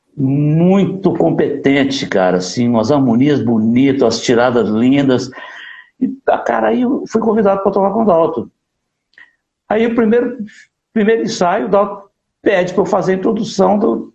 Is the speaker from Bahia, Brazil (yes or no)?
no; Divinópolis, Minas Gerais, Brazil; moved away; also born or lived in Rio de Janeiro; nasci numa cidade do interior de Minas, eu nasci em Divinópolis